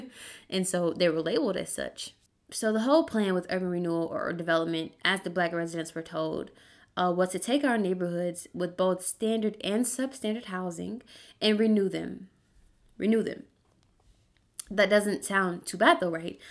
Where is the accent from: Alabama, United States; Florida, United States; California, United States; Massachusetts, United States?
Alabama, United States; Birmingham; when I was a kid in Birmingham, so I'm from Birmingham, Alabama